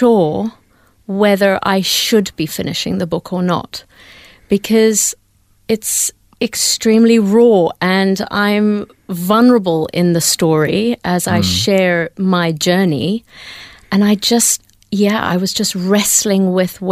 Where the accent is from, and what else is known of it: Zambia; born or raised there; also born or lived in India; now in Melbourne, Australia